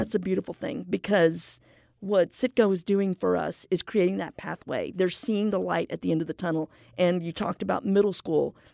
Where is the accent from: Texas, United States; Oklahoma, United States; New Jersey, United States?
Texas, United States; McAllen; moved away as an adult; now in Houston, United States; I'm a native Valleyite. I'm from McAllen, Texas